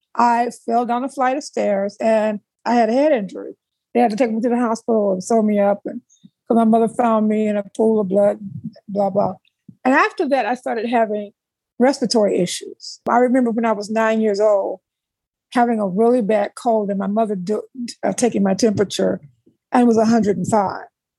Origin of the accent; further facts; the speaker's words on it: South Bend, Indiana, United States; moved away as an adult; also born or lived in Atlanta, Georgia; I'm originally from South Bend, Indiana. I grew up in South Bend, Indiana.